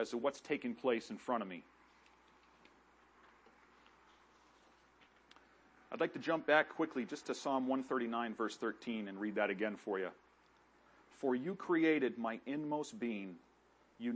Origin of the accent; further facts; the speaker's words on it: Gorham, New Hampshire, United States; also born or lived in Pompano Beach, Florida; I moved to Gorham, New Hampshire with my mom and my sister, where I grew up and graduated high school.